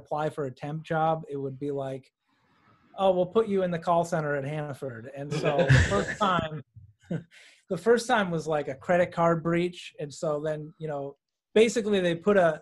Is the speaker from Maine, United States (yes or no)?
yes; Lincolnville, Maine, United States; I grew up in Lincolnville